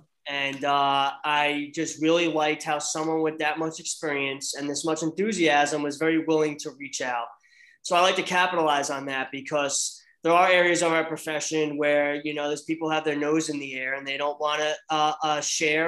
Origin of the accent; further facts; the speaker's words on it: Manalapan, New Jersey, United States; I grew up in Monmouth County, Manalapan